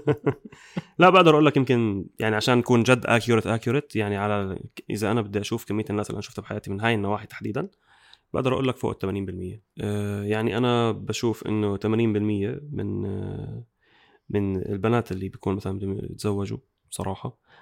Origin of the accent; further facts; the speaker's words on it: Jordan; احنا عندنا بالاردن